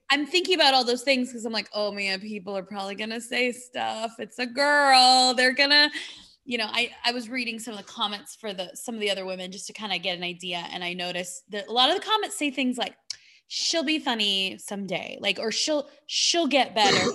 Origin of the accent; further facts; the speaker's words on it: California, United States; now in Phoenix, United States; I'm from California